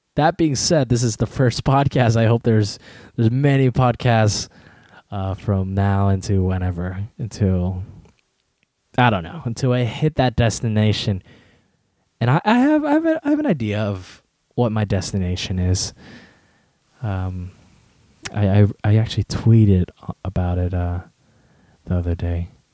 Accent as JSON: {"language": "English", "country": "United States", "tie": "born or raised there", "also_born_or_lived": "Westminster, California", "said": "I was born in America"}